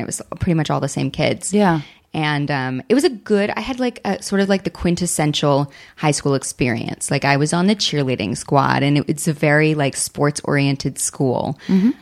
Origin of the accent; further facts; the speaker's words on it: Southern California, United States; also born or lived in Hawaii; I grew up in Southern California and I'm used to dry air and stuff